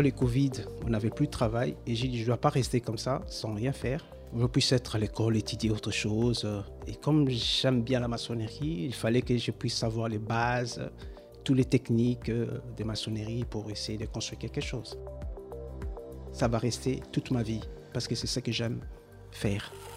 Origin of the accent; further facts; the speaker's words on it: Kinshasa, DR Congo; moved away as an adult; now in Brussels, Belgium; Moi, je suis du Congo, RDC, Kinshasa. Et ici, ça fait 20 ans que je suis ici.